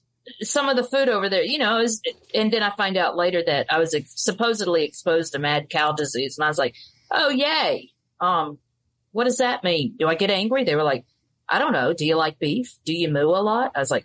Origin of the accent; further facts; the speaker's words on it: Mobile, Alabama, United States; born there; I was born in Mobile, Alabama, moved all around because my mom was in the Army.